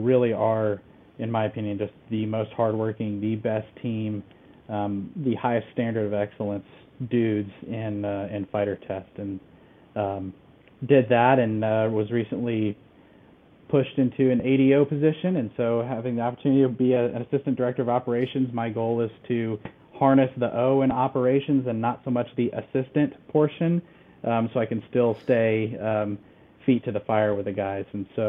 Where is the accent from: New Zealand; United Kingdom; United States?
United States; Southeast; I hail from the Southeast U.S., just a smattering of states, until I went to college at Auburn University